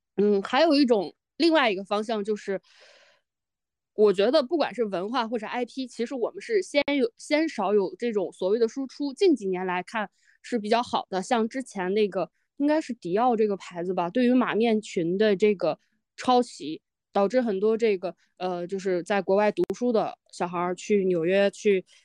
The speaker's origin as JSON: {"language": "Chinese", "region": "Shanxi", "country": "China", "said": "我是山西人"}